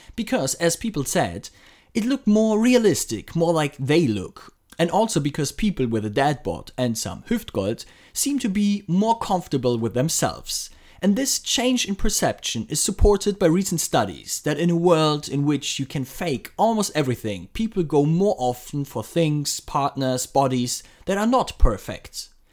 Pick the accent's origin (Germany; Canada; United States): Germany; Frankfurt, Hesse; my hometown Frankfurt